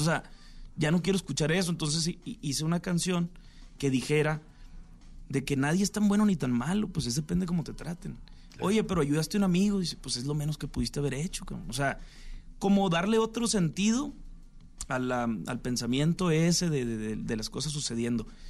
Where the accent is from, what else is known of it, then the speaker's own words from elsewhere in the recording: Sinaloa, Mexico; yo soy de Sinaloa también